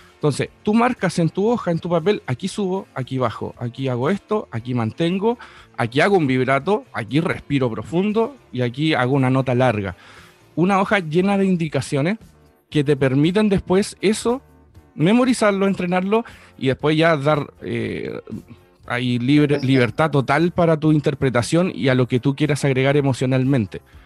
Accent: Buenos Aires, Argentina; now in Chile; en Chile, pero crecí en, Argentina, en Buenos Aires

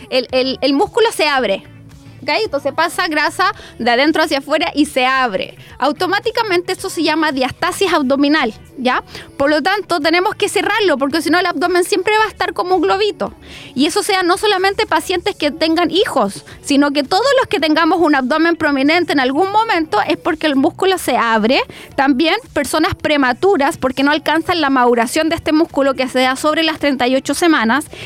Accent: Chile; Y un poco cruzar como somos acá los latinos, como eh, cómo somos en Chile

